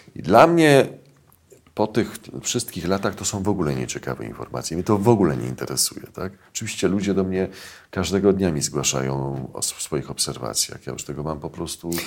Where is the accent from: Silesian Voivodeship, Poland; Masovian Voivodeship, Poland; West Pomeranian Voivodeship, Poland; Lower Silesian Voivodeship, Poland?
Masovian Voivodeship, Poland; near Warsaw; also born or lived in Saska Kępa, Warsaw; ja się wychowywałem w domu pod Warszawą